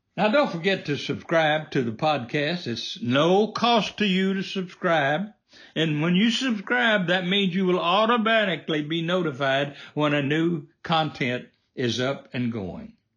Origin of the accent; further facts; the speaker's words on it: United States; I was born in America, the land of the free.